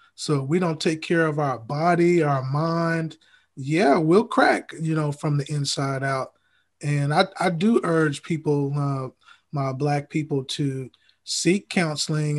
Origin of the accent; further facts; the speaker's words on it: Huntsville, Alabama, United States; I'm actually from Huntsville